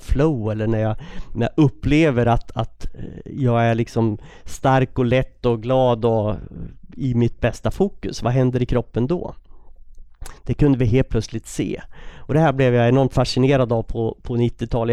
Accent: Västerås, Västmanland, Sweden; jag är uppvuxen i Västerås

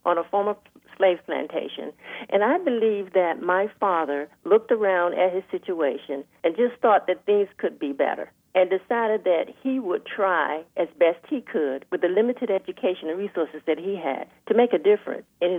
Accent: Northampton County, North Carolina, United States; moved away as an adult; now in Durham, United States; I grew up in Northampton County, North Carolina

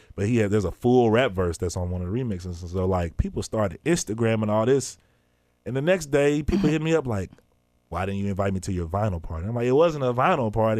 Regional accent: Memphis, Tennessee, United States; also born or lived in Mobile, Alabama; I grew up in Parkway Village

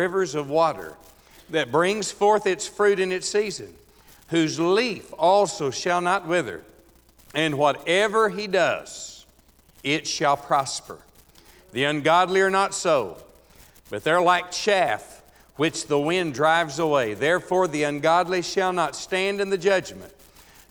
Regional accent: Texas, United States; moved away; back in my home state of Texas

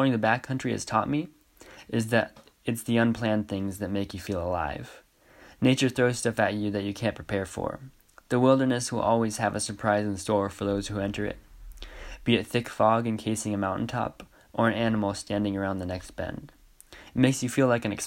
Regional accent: Hope, Idaho, United States; I'm from Hope, Idaho, and I just graduated from Clark Fork High School

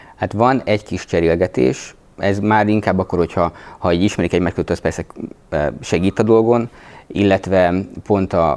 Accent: Budapest, Hungary; moved away as an adult; also born or lived in Gödöllő; én Budapesten a nyolcadik kerületben nőttem föl

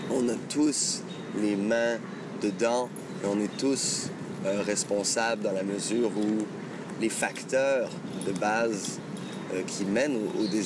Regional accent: France; je suis français et arabe, c'est comme si le. comme si ces deux euh, points de jonction euh, bah, se, retrouvent en moi

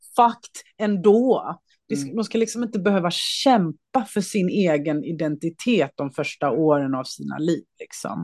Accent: Småland, Sweden; also born or lived in Skåne; vi kom ju till Småland när vi kom mm. till Sverige. Så att jag mm. har ju först Småland i, i min barndom och sen har jag en mindre ort i Skåne som min ungdom.

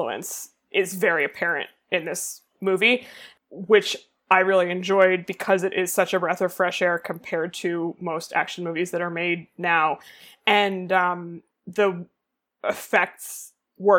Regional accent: United States; as an American person

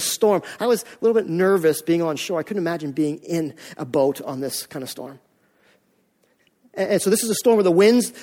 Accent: Canada; also born or lived in Maine; we're Canadian

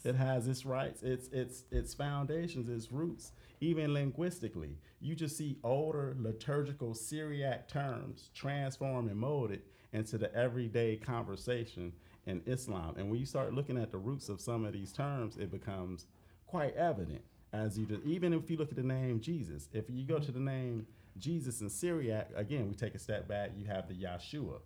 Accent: United States; I am an American

